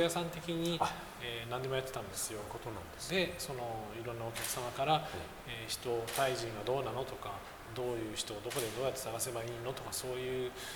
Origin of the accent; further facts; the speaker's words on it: Fukuoka, Japan; now in Bangkok, Thailand; 私福岡なんですけど、ええ、福岡から東京に出て仕事会社を起こすよりも、え、バンコクに来て会社を起こす方が